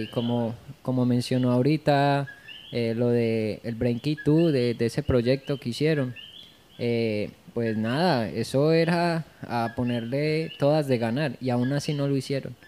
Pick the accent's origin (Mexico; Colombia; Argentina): Colombia; de donde yo vengo, que es Colombia